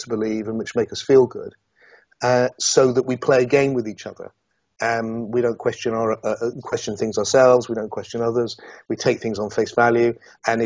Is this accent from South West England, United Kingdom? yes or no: yes; Yeovil, South West England, United Kingdom; a kid from Yeovil in Somerset.